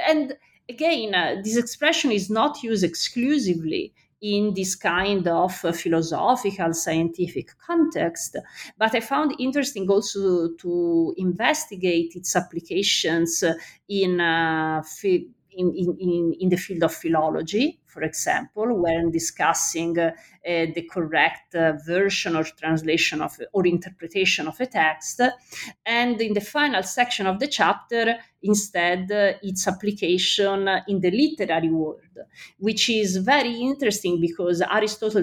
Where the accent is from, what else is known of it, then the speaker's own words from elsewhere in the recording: Florence, Tuscany, Italy; I'm from Florence